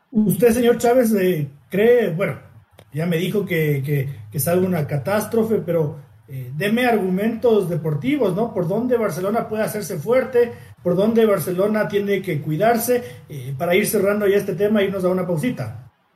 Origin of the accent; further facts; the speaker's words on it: Ecuador; como ecuatoriano